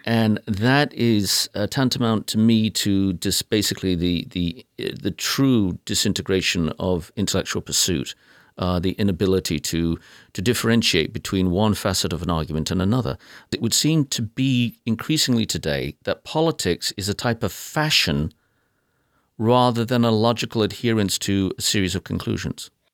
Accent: United Kingdom; now in United States; I'm British by birth and proud of it, but I'm American by choice

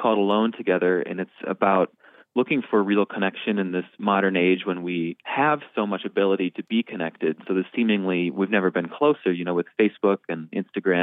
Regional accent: Northeast Iowa, United States; also born or lived in New York City; now in Minneapolis, United States; I'm originally from Northeast Iowa

